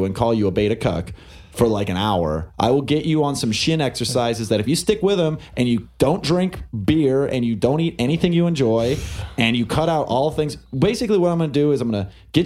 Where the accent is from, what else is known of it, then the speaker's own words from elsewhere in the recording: Sacramento, California, United States; I'm from Sacramento